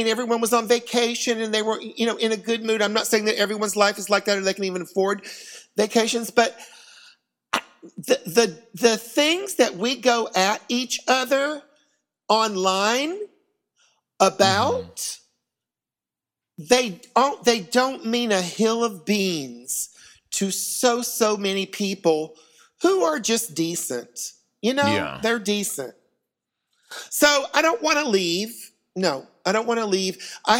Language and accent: English; United States; I'm an American, and I do love it here. This is my home.